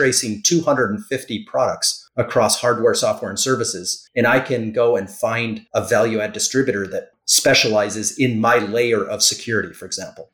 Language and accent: English; Canada; now in Florida, United States; I'm Canadian